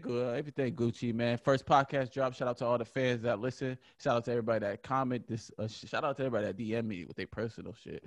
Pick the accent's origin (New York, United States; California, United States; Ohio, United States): New York, United States; Buffalo; I'm from Buffalo, New York